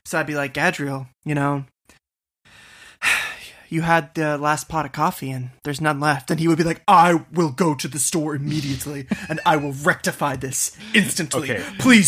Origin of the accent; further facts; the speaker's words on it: Boston, Massachusetts, United States; TB12, baby. I'm from Boston, you know, so I'm all day.